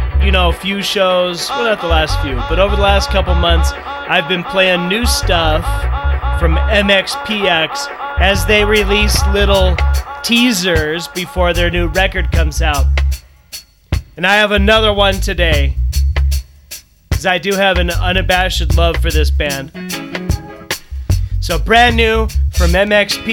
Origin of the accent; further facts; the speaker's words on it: Southern California, United States; I grew up in Southern California